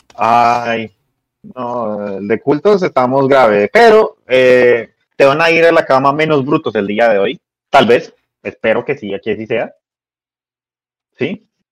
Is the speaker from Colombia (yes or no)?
yes; Colombia; nosotros que somos colombianos